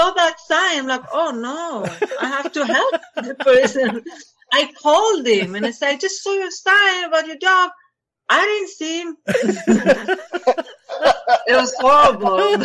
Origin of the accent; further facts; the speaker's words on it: Israel; English is a second language; moved away as an adult; now in United States; I'm from Israel. I'm actually mixed Israeli French